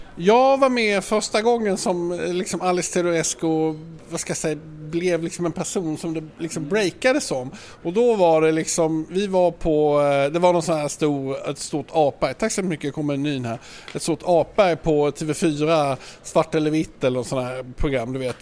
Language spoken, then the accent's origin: Swedish; Malmö, Skåne, Sweden; now in Stockholm, Sweden; Jag kommer från Malmö